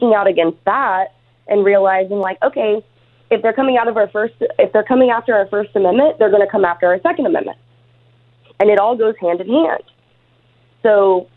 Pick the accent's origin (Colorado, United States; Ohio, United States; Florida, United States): Ohio, United States; moved away as an adult; now in California, United States; I'm from Ohio. I moved to California 10 years ago